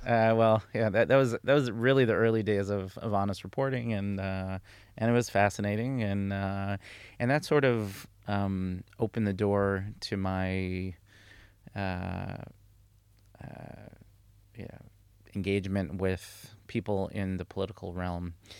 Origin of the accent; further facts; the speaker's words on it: Karnei Shomron, Judea and Samaria, Israel; moved away as an adult; also born or lived in United States; I grew up in the Chumron, um, in Samaria